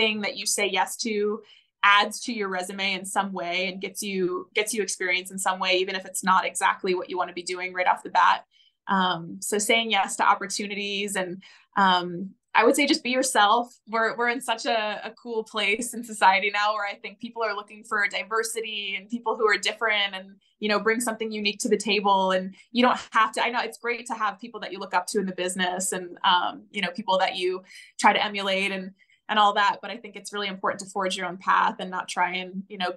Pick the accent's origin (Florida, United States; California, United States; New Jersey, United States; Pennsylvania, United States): Pennsylvania, United States; State College; I grew up in State College, Pennsylvania, where Penn State University is, and that's where I went to school.